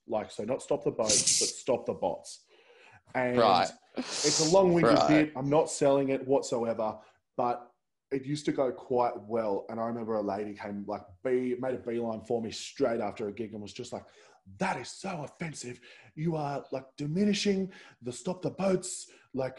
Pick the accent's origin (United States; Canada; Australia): Australia; Central Coast, New South Wales; I'm originally from the Central Coast